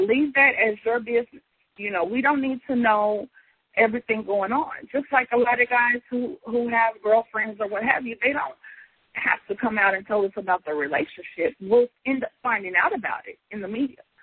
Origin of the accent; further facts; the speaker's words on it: Kansas City, Missouri, United States; now in St. Louis, United States; I grew up in Kansas City more than in St. Louis